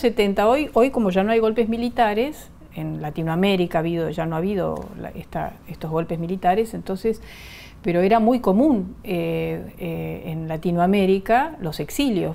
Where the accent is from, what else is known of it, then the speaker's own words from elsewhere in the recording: Argentina; also born or lived in Bolivia; yo soy ciudadana argentina, pero ah, nací en Bolivia. Eh, mi familia, mis, padres, los dos eran bolivianos. Llegamos en el año 62, yo tenía cuatro años